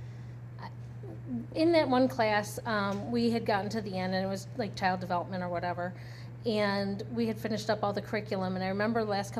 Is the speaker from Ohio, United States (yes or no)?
yes; Northfield, Ohio, United States; I grew up in Northfield. So I went to Nordonia High School.